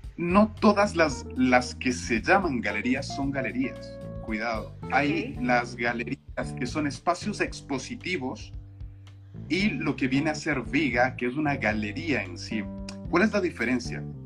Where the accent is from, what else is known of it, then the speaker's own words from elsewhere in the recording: Ecuador; moved away; soy ecuatoriano, o sea, las raíces son estas